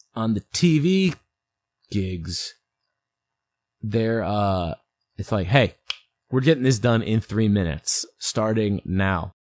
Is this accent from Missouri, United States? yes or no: yes; St. Louis, Missouri, United States; born or raised there; also born or lived in New York